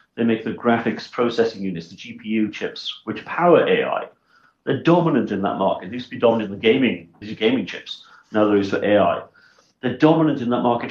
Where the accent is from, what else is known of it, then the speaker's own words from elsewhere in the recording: Swansea, Wales, United Kingdom; moved away as an adult; also born or lived in Bristol; now in South Africa; I was born in 1967 in a place called Swansea in South Wales, very far away from any kind of stock exchange